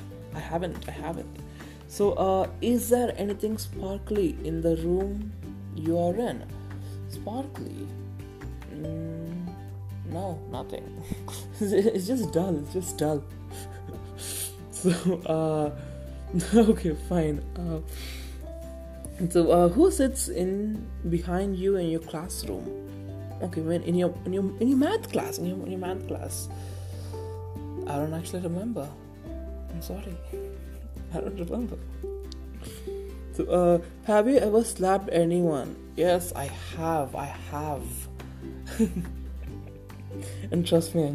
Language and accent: English; Tamil Nadu, India; I'm a Tamilian, so I'm from, you know, India